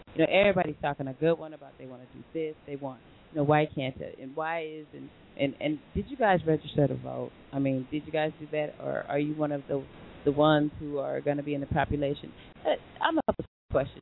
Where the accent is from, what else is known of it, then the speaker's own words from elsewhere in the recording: Long Beach, California, United States; where we are from Long Beach